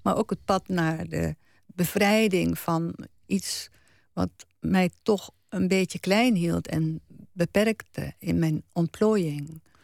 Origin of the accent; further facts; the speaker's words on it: Achterveld, Utrecht, Netherlands; moved away as an adult; also born or lived in Paris / Latin America; het dorp waar ik geboren ben is een eh, heel gesloten dorp toen